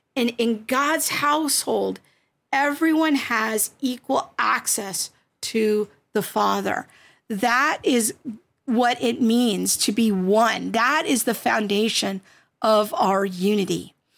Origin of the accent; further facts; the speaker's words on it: United States; I'm just speaking as an American Christian because that's my culture, that's my n-, nationality